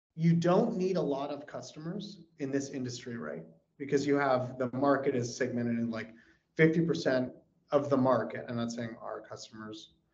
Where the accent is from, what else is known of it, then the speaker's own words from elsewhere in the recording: California, United States; now in Texas, United States; I live in Texas. I'm a resident of Texas. I want to be very clear about that but I was born in California